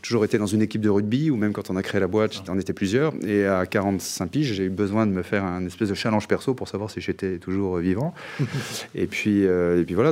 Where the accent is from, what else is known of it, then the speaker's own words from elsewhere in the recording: Carrières-sur-Seine, Île-de-France, France; ma ville natale qui était carrière sur scène